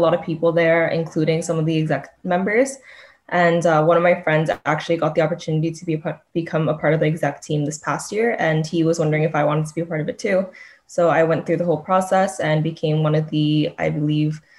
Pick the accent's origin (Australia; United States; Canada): Canada; I'm not from Korea, but my parents are from Korea. I was born in Canada.